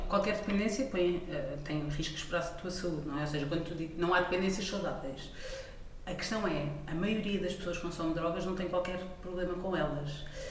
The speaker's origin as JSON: {"language": "Portuguese", "country": "Portugal", "said": "como portuguesa"}